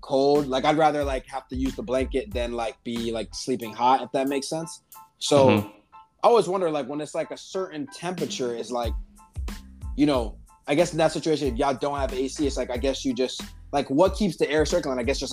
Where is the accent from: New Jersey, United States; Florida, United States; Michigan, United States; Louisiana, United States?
Florida, United States; we're from Florida